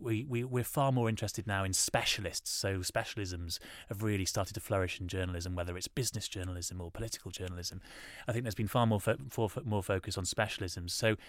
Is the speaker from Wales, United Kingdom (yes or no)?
yes; Wales, United Kingdom; Yeah, yeah, because I'm from Wales and we really wanted him to have a Welsh name.